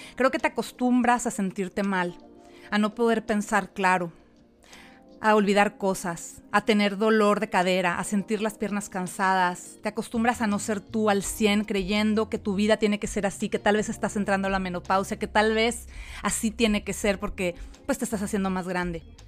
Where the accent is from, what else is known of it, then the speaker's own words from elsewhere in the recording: Mexico; now in United States; soy mexicana, vivo en Estados Unidos